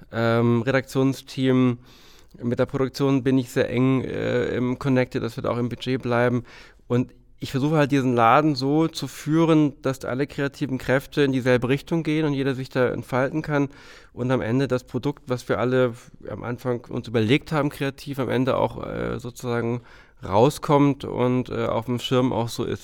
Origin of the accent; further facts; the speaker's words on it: Hamburg, Germany; komm ja aus Hamburg und habe früh in Hamburg angefangen, zum Studium